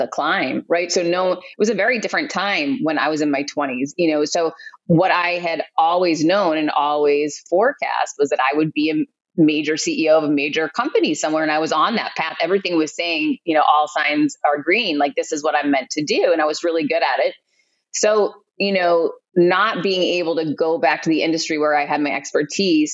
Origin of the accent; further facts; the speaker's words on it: Worcester, Massachusetts, United States; moved away as an adult; also born or lived in Florida; I grew up in Worcester, Massachusetts, and went to Clark University